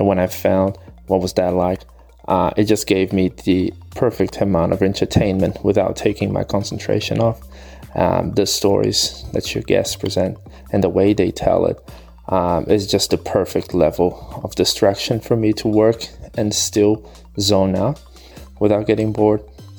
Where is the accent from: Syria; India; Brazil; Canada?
Brazil; moved away as an adult; now in Sydney, Australia; I'm originally from Brazil, but I've been living in Sydney, Australia for 6 years now